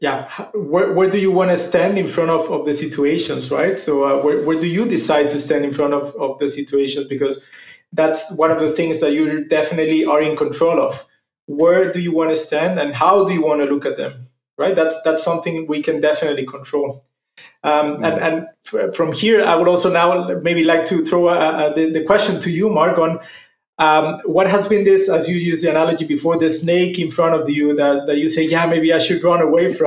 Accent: Mexico City, Mexico; moved away as an adult; now in Germany; I'm originally from Mexico City

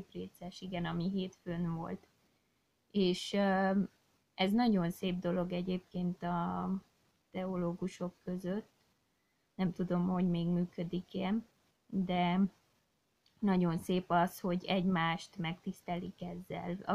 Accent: Székely Land, Romania; Én, mint Székelyföldi lány, most már asszony, nagyon ragaszkodom a hazámhoz

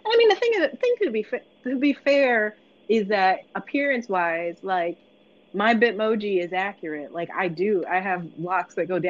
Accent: Philadelphia, Pennsylvania, United States; I grew up around here, although people often ask, because again, like my accent doesn't come through as strongly anymore, but at the time when I lived in South Philly, South Philly wasn't black.

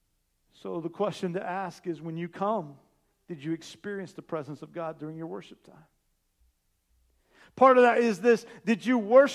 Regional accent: Indiana, United States; moved away as an adult; now in Columbus, United States; I'm from Indiana

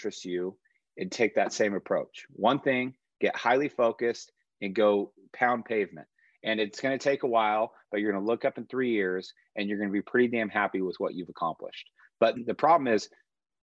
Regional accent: Yorba Linda, California, United States; moved away as an adult; also born or lived in Puerto Rico / Chile; I grew up in Yorba Linda in Orange County

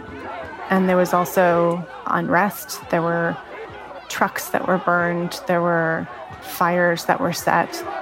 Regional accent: Kenosha, Wisconsin, United States; now in Chicago, United States; Kenosha, Wisconsin, my hometown.

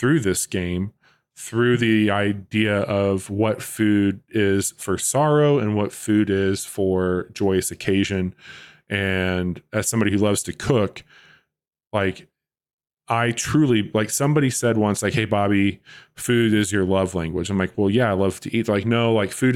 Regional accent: Midwest, United States; I'm from the Midwest. I was raised in a poor home

